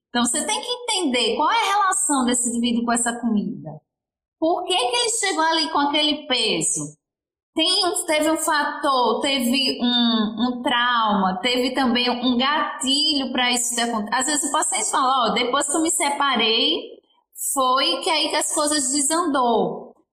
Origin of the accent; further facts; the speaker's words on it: Aracaju, Sergipe, Brazil; Sim, eu sou de Aracaju, Sergipe, fica aqui no Nordeste, do ladinho da Bahia, que eu acho que é onde as pessoas mais conhecem.